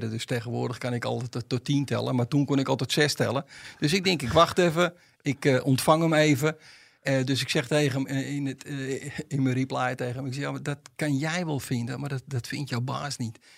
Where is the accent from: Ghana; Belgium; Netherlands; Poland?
Netherlands; Amsterdam, North Holland; En moet je voorstellen, als Amsterdammer loop je altijd alleen